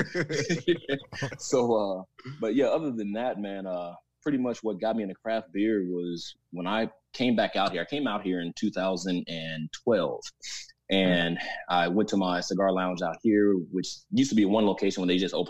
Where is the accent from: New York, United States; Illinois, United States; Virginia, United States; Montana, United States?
Illinois, United States; Chicago; moved away as an adult; now in San Diego, United States; originally born and raised in Chicago